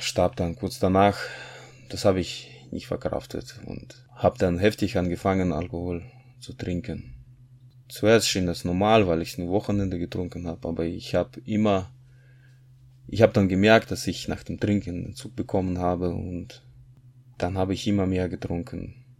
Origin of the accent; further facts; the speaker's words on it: Kazakhstan; moved away as an adult; now in Germany; Ich bin 1981 geboren. in Kasachstan in nichtchristliche Familie